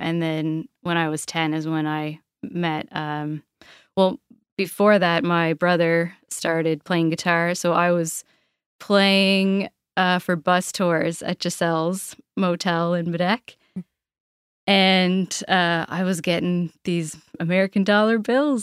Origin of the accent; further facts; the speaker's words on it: Port Bevis, Nova Scotia, Canada; I grew up in Port Bevis